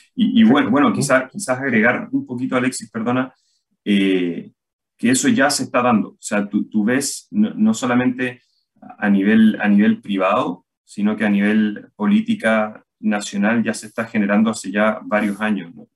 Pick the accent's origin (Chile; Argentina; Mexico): Chile